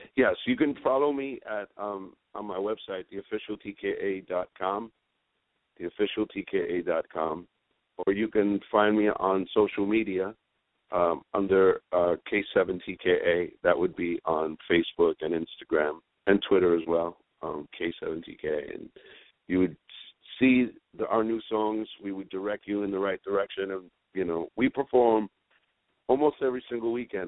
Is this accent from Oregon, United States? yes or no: no; New York City, New York, United States; we we grew up in Spanish Harlem